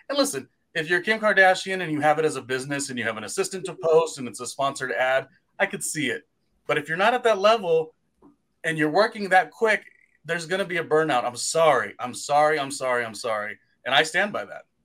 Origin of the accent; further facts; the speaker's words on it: California, United States; moved away as an adult; also born or lived in New York City, United States / Weehawken, New Jersey, United States; I'm the Californian who spent about seven years there